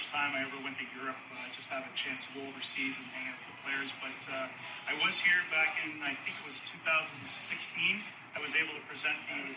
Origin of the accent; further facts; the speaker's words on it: Toronto, Ontario, Canada; I'm from Toronto.